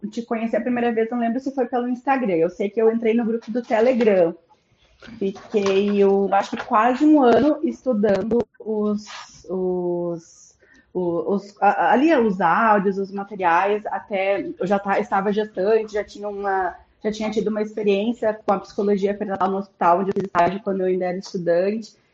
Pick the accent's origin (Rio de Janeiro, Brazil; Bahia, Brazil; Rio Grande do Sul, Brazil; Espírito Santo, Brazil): Rio Grande do Sul, Brazil; Porto Alegre; Ah, eu sou de Porto Alegre, do Rio Grande do Sul, sou gaúcha.